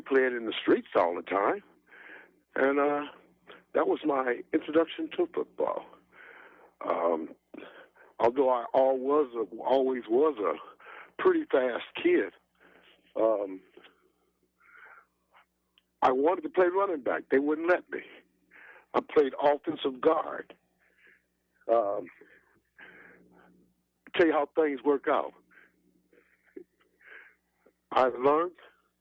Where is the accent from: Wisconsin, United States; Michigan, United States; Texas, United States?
Michigan, United States; Detroit; I grew up in Black Bottom in Detroit, Michigan